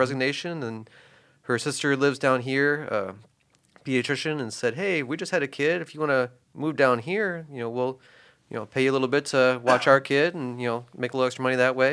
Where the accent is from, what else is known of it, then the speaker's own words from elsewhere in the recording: Northwest Indiana, United States; growing up in Northwest Indiana